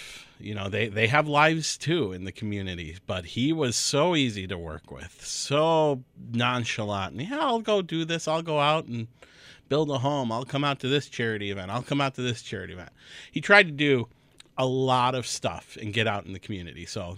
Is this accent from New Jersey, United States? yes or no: no; Whitefish Bay, Wisconsin, United States; My dad, he's from where I grew up in Whitefish Bay.